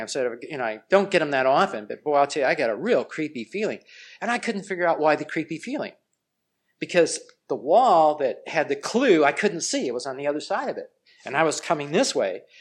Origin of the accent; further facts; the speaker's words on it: Los Angeles, California, United States; I grew up in Los Angeles, and it's just out in Pasadena.